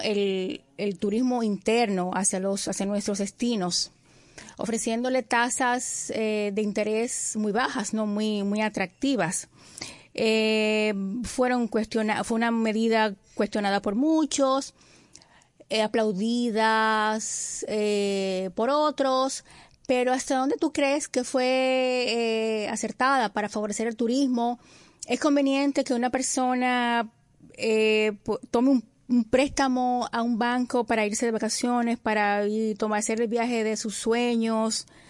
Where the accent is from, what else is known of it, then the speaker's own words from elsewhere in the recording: Dominican Republic; como dominicanos